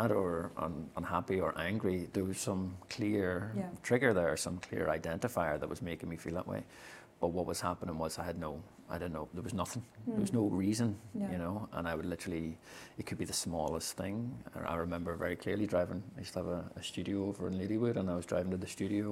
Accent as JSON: {"language": "English", "country": "Ireland", "said": "as an Irish man"}